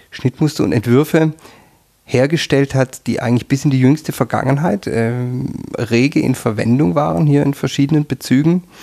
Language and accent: German; Southern Germany, Germany; now in Austria